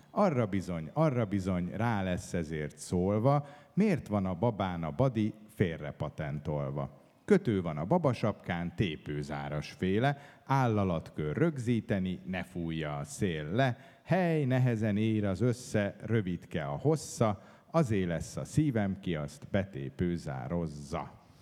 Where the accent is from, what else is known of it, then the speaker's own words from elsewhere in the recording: Budapest, Hungary; én egy városi gyerek vagyok, én itt születtem Budapesten, itt éltem több mint 30 évet